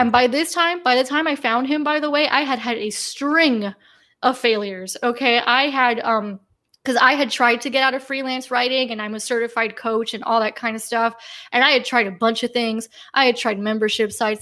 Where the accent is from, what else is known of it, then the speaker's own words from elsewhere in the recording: United States; I was born and raised in the United States